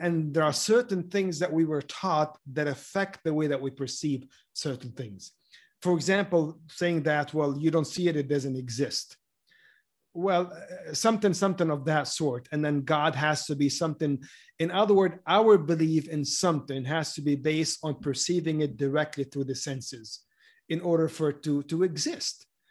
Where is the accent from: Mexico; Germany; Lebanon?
Lebanon; moved away; I grew up in Lebanon during the war. Basically, my whole childhood was, was the war.